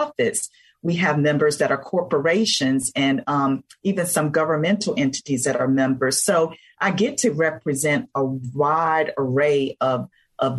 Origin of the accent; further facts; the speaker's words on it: Blackshear, Georgia, United States; moved away as an adult; also born or lived in Atlanta, Georgia; I was born and raised in a very small town in South Georgia, Blackshear, Georgia, that most folks have not heard